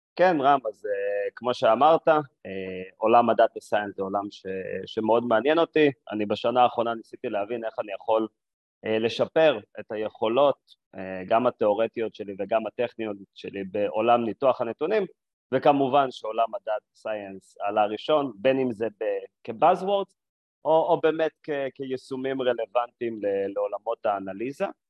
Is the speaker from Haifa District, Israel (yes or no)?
yes; Binyamina, Haifa District, Israel; moved away as an adult; also born or lived in Jerusalem; now in Tel Aviv, Israel; גדלתי בבנימינה, בכפר